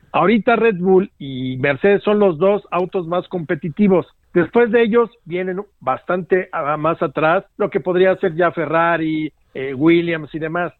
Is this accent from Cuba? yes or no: no; Mexico; como mexicanos